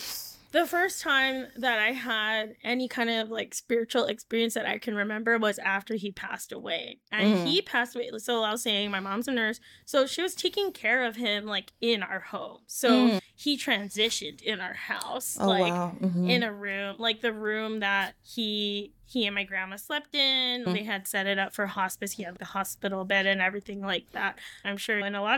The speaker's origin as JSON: {"language": "English", "region": "Hawaii", "country": "United States", "tie": "born or raised there", "said": "So for me, growing up in Hawaii was like a whole nother layer on top"}